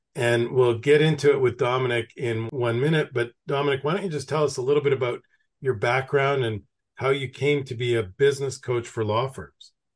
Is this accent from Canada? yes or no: yes; Canada; now in United States; I'm originally from Canada